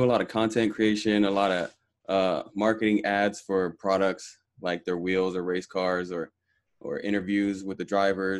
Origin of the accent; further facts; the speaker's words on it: Los Angeles, California, United States; I grew up in Sylmar.